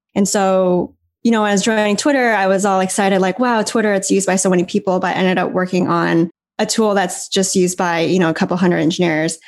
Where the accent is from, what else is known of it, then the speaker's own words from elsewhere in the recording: Canada; moved away as an adult; also born or lived in San Francisco; now in Taipei, Taiwan; growing up in Canada